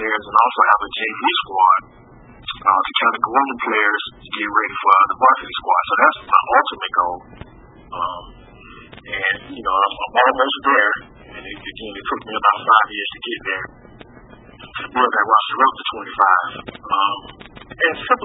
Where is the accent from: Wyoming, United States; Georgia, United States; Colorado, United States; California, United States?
Georgia, United States; Decatur; I'm born and raised in Decatur, Georgia